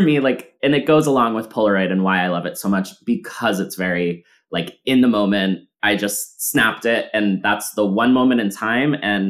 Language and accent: English; Massachusetts, United States; And we're talking about like, where did you grow up? Oh my God, Massachusetts, me too.